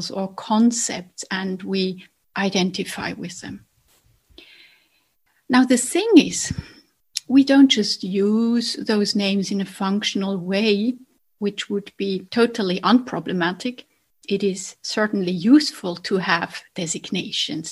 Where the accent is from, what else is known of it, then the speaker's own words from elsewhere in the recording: Basel, Basel-Stadt, Switzerland; accent: Basel dialect; now in Zurich, Switzerland; I grew up in a different town in Switzerland from Zurich. I grew up in Basel.